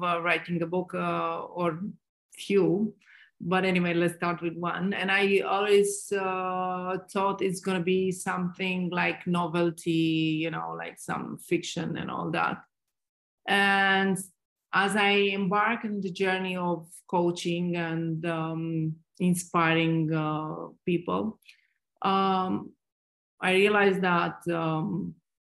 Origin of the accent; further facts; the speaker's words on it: Romania; moved away as an adult; also born or lived in Dubai; I'm originally from Romania